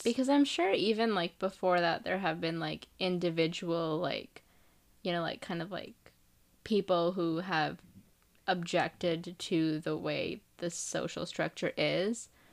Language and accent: English; India; moved away; I'm from India, so if I think about our culture there